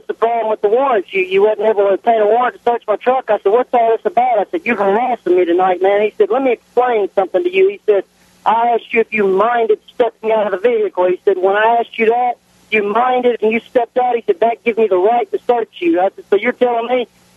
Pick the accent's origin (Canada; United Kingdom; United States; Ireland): United States; Nashville, Tennessee; moved away as an adult; now in West Tennessee, United States; I was raised up in Nashville, so I'm used to dealing with an aggressive police force, but I moved to West Tennessee